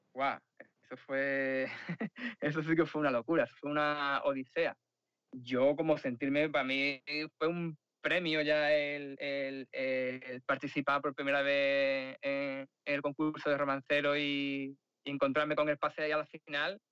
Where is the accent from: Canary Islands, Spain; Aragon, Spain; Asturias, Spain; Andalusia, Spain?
Andalusia, Spain; Sanlúcar de Barrameda; now in Madrid, Spain; realmente soy de San Lucas, de Barrameda.